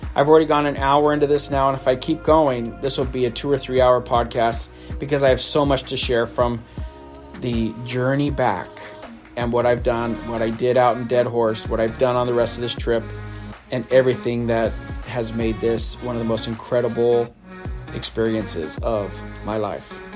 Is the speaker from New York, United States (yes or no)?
no; California, United States; I'm from California